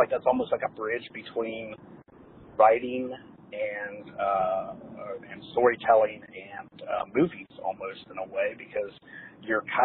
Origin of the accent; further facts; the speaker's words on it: Ohio, United States; moved away; I'm from Ohio originally, I've never actually been to Cincinnati